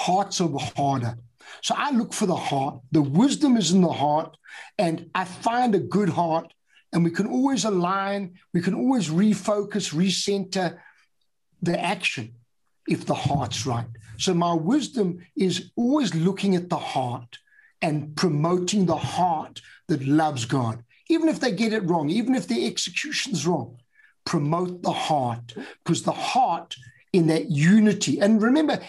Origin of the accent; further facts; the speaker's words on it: United Kingdom; I'm British